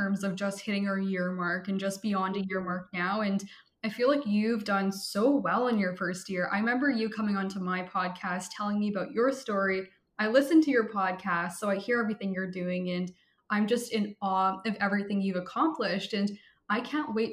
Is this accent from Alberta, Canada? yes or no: no; Vancouver, British Columbia, Canada; I am from Vancouver, British Columbia, which is in Canada